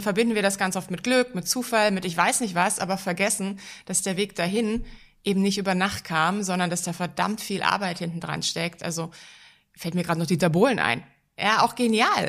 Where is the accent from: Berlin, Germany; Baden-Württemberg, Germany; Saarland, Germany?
Berlin, Germany; In Berlin. Ich bin eine gebürtige Berlinerin